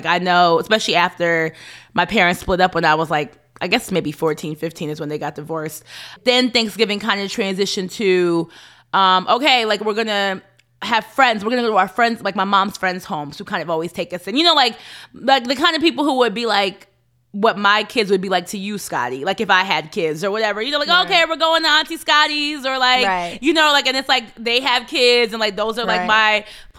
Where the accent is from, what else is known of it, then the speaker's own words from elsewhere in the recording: United States; I think that's where I feel the split in me being African American and my parents right. being Kenyan.